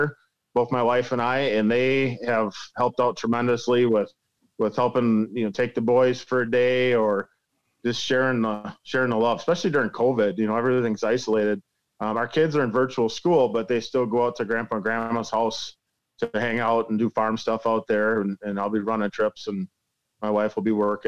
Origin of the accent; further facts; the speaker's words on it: Lake Koshkonong, Rock River, Wisconsin, United States; I grew up on the Lake Koshkonong Rock River system, which is our home waters, about 2 miles away from my house.